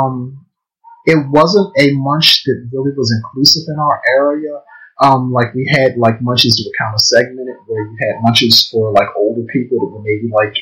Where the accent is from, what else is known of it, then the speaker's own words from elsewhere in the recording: Baltimore, Maryland, United States; I live in Baltimore. I was born and raised in Baltimore.